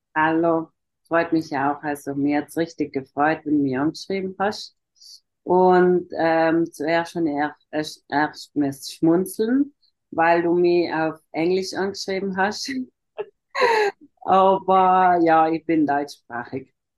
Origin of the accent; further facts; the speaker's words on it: South Tyrol, Trentino-Alto Adige, Italy; first language German; ich komme aus Südtirol, das ist im Norden von Italien